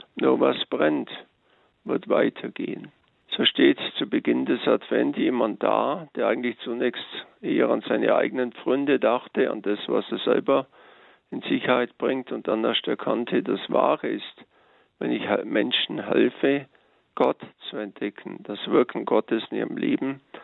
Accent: Allgäu, Germany; bei uns im Allgäu

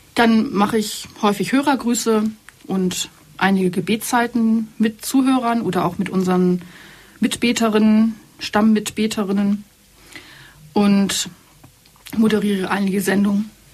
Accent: Hamburg, Germany; moved away as an adult; also born or lived in Berlin; now in Allgäu, Germany; Ich bin nicht aus dem südlichen Deutschland, sondern ich bin eine echte, waschechte Hamburgerin und habe da auch einen Großteil meines Lebens verbracht

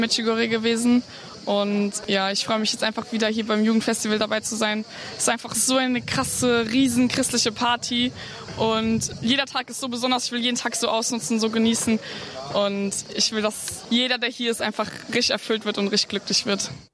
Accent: Wuppertal, North Rhine-Westphalia, Germany; moved away as an adult; now in Eichstätt, Germany; Ich komme ursprünglich ursprünglich aus Wuppertal, aber studiere in Eichstätt Religionspädagogik.

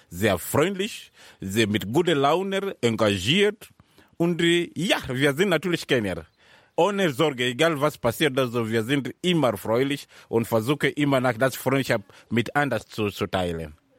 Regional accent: Mombasa, Mombasa County, Kenya; German is a second language; moved away as an adult; also born or lived in Nairobi, Kenya; now in Germany; Ich bin in Mombasa geboren. Mombasa liegt in der Süd, in Kenia ganz, ganz in der Süd. Aber seit ich 13 äh, Jahre alt war, bin ich nach Nairobi umgezogen

